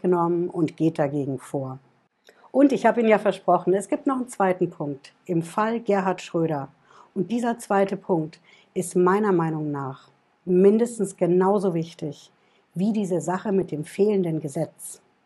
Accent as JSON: {"language": "German", "country": "Germany", "said": "bei uns in Deutschland"}